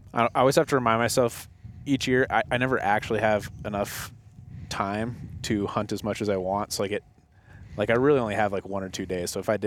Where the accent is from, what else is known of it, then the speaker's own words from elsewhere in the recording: Colorado, United States; now in Wyoming, United States; That's where I live now. Okay. Yeah, I grew up in Colorado, but I moved up there a couple years ago